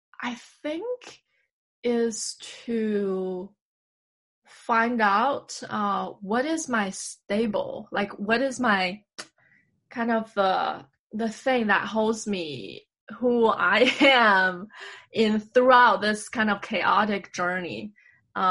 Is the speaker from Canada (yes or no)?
no; Beijing, China; now in New York, United States; we're both Beijinger.